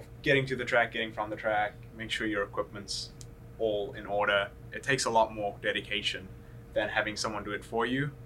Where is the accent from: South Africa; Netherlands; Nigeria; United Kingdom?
South Africa; Johannesburg, Gauteng; I come from Johannesburg